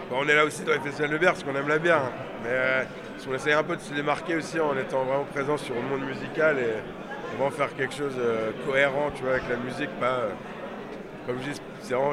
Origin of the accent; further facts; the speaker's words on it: England, United Kingdom; On fait, voilà, on est anglais, donc euh, on est, enfin, on travaille euh, sur le marché anglais.